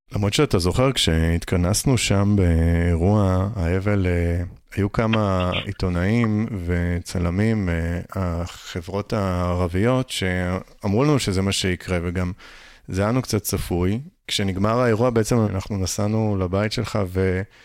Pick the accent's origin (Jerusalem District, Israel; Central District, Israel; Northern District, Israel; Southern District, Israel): Northern District, Israel; Upper Galilee; moved away; זה גם האזור שאני, שאני במקור גדלתי באותו